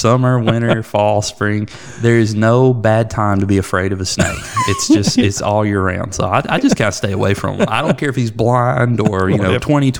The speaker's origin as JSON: {"language": "English", "country": "United States", "said": "I'm an American."}